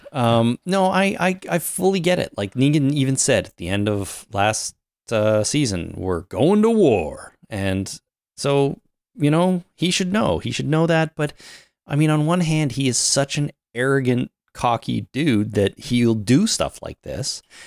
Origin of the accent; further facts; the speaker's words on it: Canada; I'm Canadian